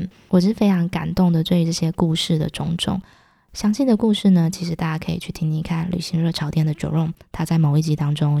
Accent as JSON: {"language": "Chinese", "country": "Taiwan", "said": "虽然身为一个台湾人哦，但是在之前我对于国庆系列的活动真的是没有什么兴趣，也不会想要特别主动去参加。所以这次回台湾呢，也是我第一次参加国庆晚会。"}